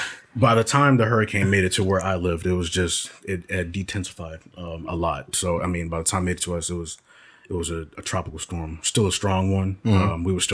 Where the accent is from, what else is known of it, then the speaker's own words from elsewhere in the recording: Orlando, Florida, United States; moved away; also born or lived in Virginia; So I was born and raised in Orlando, Florida. I'm also still living there.